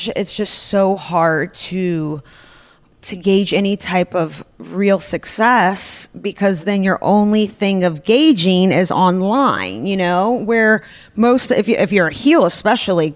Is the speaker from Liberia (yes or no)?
no; Russia; moved away; I grew up in Russia